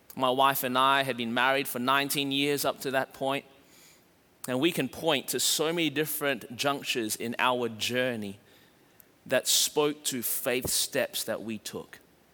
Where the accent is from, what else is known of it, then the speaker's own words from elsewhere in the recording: Melbourne, Victoria, Australia; now in Anderson, United States; We moved from Melbourne, Australia to Anderson, South Carolina, and immediately we felt the fear wash over us as we landed and started trying to make a life, and it was challenging.